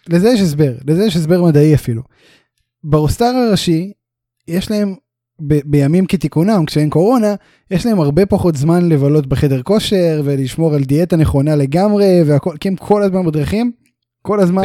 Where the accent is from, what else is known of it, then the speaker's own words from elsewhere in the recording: Beersheba, Southern District, Israel; אנחנו שנינו גדלנו ומתחנכים וזה בבאר שבע